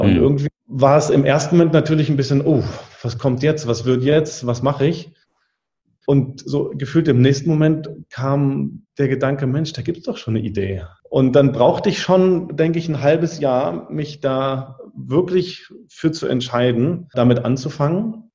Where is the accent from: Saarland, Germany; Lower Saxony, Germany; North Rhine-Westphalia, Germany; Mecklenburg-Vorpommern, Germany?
Mecklenburg-Vorpommern, Germany; also born or lived in Berlin; Und dann draußen in Mecklenburg-Vorpommern im Nachbarort, wo ich groß geworden bin